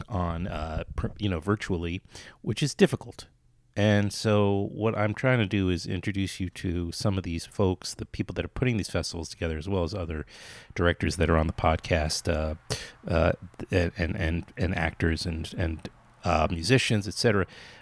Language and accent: English; New York City, New York, United States; I'm from New York City